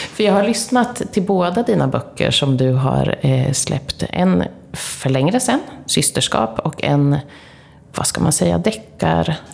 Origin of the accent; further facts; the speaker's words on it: Linköping, Östergötland, Sweden; vi är ju från Linköping båda två